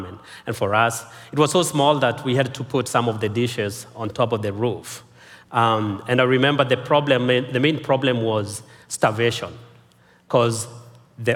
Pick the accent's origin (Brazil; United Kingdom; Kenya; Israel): Kenya; I was born and raised in Kenya.